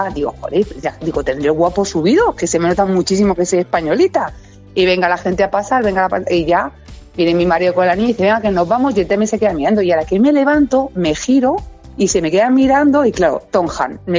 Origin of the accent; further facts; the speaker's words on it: Argentina; yo con el mate todos los días como buenos argentinos.